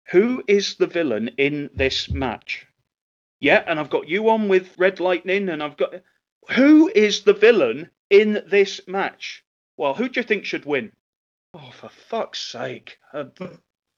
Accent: England, United Kingdom; I'm half Scottish. In terms of wrestling, I'm one of only two English wrestlers on the show

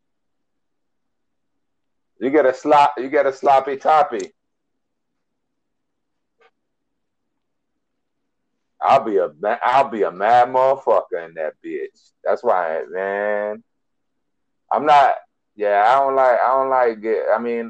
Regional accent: Miami, Florida, United States; I am from Miami

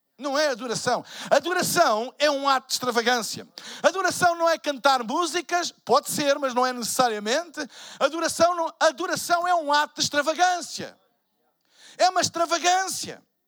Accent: Portugal; Eu sou de Portugal.

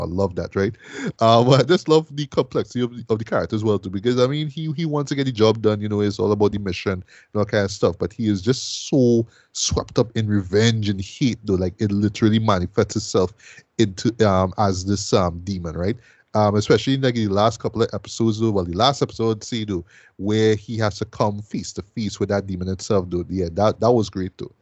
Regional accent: Trinidad & Tobago; I'm from Trinidad

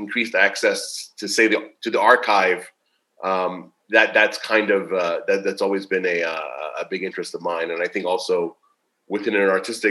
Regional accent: Tulsa, Oklahoma, United States; now in Mexico; growing up in Tulsa

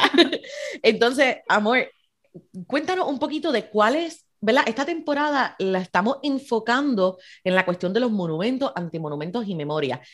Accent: Puerto Rico; nosotros como puertorriqueños navegamos esas complejidades raciales

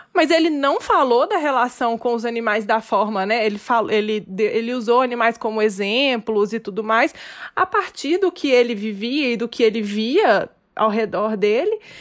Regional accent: Minas Gerais, Brazil; accent: mineirês; eu sou mineira, ah, aqui todo mundo come muito queijo

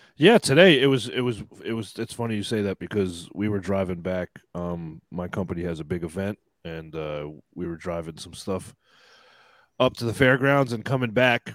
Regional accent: United States; I'm American

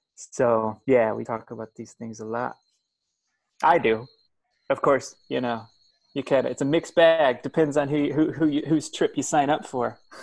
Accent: Springfield, Illinois, United States; I grew up in Illinois. I grew up uh, the son of a, a, preacher man in in uh, Springfield, Illinois

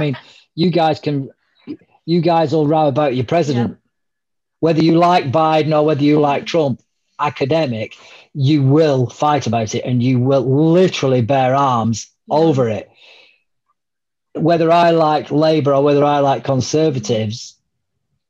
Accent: United Kingdom; we're British

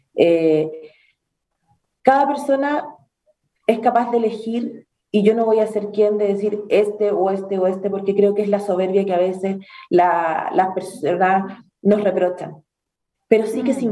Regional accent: Chile; como cualquier chileno traté de emprender

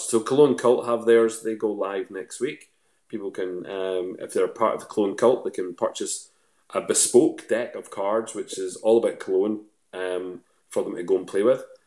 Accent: Lanark, Scotland, United Kingdom; moved away; also born or lived in Northern Ireland; I'm originally from a place just outside of uh, just outside of Lanark. So the closest town to me is Lanark.

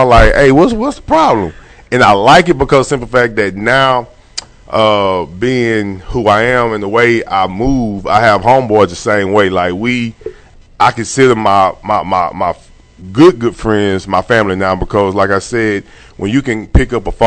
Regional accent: Longview, Texas, United States; also born or lived in Pine Tree, Texas; all my best friends that I grew up with in Longview

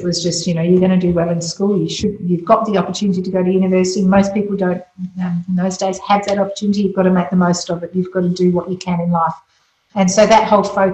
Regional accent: Adelaide, South Australia, Australia; also born or lived in Scotland; we had come out from Scotland, so I was we came to Scotland with my three brothers in the late 60s, so very typical of what was called the 10-pound poms, except we were Scottish. And growing up in Athelstan

